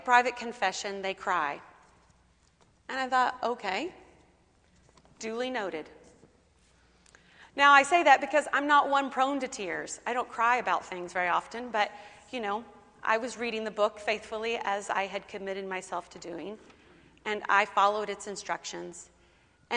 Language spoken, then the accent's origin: English; Kentucky, United States; I grew up in Kentucky, and born again was quite the language of my upbringing